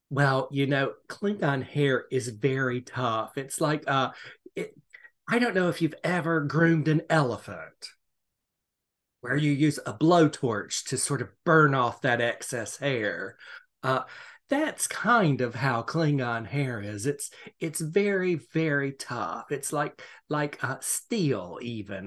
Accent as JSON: {"language": "English", "town": "Savannah", "region": "Georgia", "country": "United States", "said": "I am from Savannah, Georgia"}